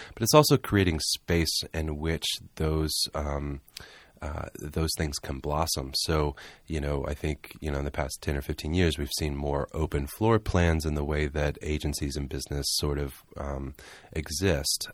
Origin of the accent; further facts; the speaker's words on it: Charleston, South Carolina, United States; moved away; also born or lived in Southeast Georgia / Atlanta; I'm originally from Charleston, South Carolina